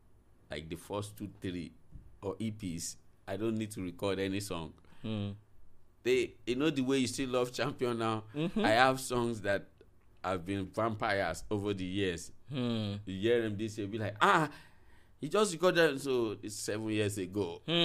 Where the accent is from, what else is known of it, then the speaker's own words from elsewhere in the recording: Nigeria; As a Nigerian, if an artist just be like, I'm doing a walk in, be like, okay, what you got?